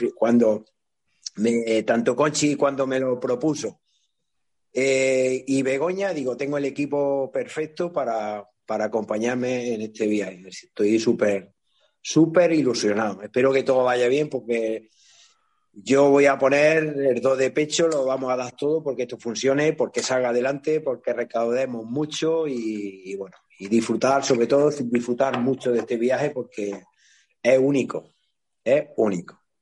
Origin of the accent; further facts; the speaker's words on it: Iznájar, Andalusia, Spain; mi pueblo